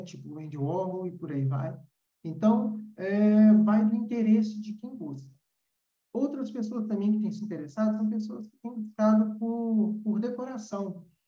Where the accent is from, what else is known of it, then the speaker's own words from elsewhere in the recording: Brazil; hoje nós temos no Brasil, vou falar da, da nossa terrinha